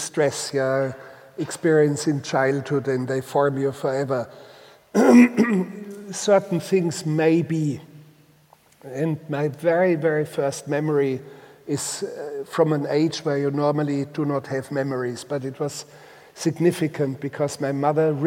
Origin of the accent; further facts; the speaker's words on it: Bavaria, Germany; first language Bavarian; English is a second language; moved away; in this mountain, most remote mountain valley in Bavaria that has anchored me in life. And also in language. My first language was Bavarian